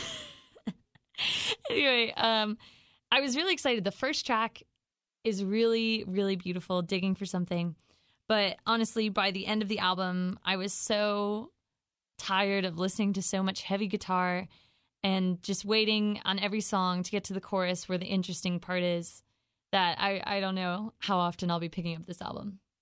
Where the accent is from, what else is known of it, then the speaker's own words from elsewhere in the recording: Raleigh, North Carolina, United States; I'm from Raleigh.